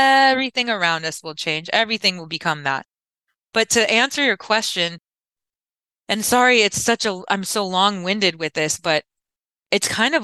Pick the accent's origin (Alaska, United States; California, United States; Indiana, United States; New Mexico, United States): California, United States; Orange County; I'm from Orange County, California